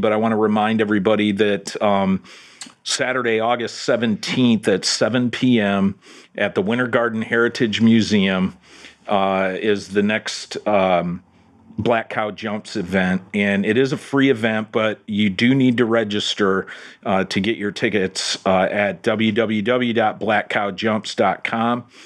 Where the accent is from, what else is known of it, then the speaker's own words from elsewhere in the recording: Detroit, Michigan, United States; now in Orlando, United States; back in my hometown up in Detroit